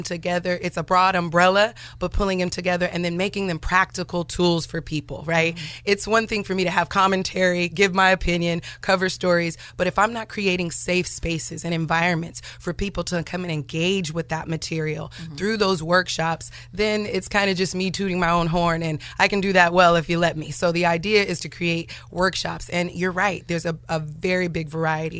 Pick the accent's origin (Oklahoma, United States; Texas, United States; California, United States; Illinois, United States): California, United States; Sacramento; also born or lived in Detroit, Michigan; I was born in Detroit. I'm a Cali girl and I was raised in Sacramento